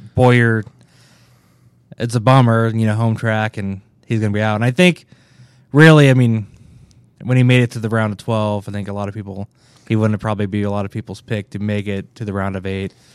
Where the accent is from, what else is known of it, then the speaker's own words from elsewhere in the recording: Kansas City, Kansas, United States; I grew up in Kansas City, Kansas.